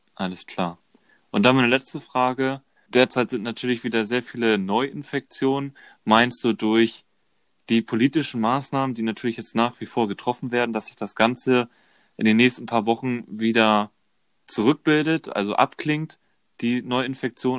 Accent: Germany; bei uns in Deutschland

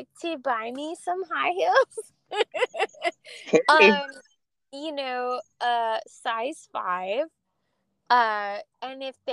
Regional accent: Los Angeles, California, United States; when I was like 13, 14, I grew up in East

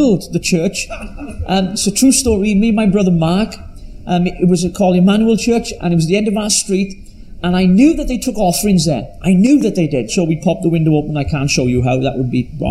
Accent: Llanelli, Wales, United Kingdom; I was brought up in, as you can tell from my accent, from very deep South Wales in a place called Llanelli

